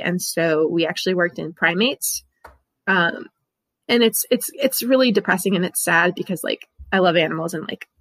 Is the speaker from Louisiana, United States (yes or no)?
yes; New Orleans, Louisiana, United States; moved away; I'm from New Orleans originally